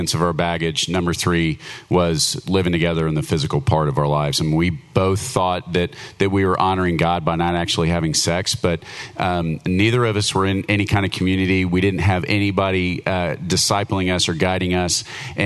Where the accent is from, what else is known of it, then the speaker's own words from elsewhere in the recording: Dallas, Texas, United States; I grew up here in Dallas in a very Irish, angry Catholic alcoholic home